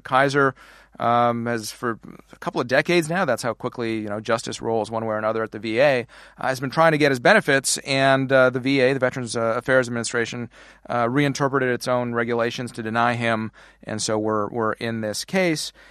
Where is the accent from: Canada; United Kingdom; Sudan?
Canada; now in United States; how I'm on the wrong side of the border, how we immigrated to the wrong side of the border